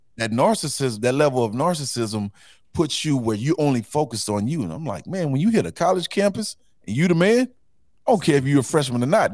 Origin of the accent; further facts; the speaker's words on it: Houston, Texas, United States; I grew up in Fifth Ward